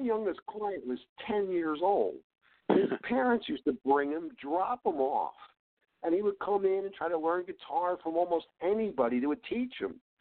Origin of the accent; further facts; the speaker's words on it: Philadelphia, Pennsylvania, United States; I'm from Philly.